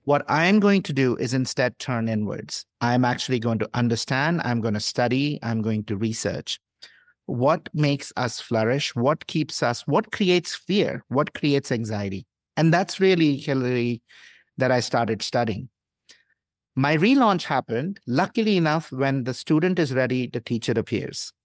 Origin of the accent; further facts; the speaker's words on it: India; moved away; I grew up in India into a middle class family